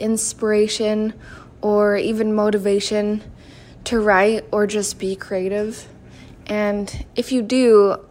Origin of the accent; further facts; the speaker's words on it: Seattle, Washington, United States; I'm from Seattle, Washington, in the States.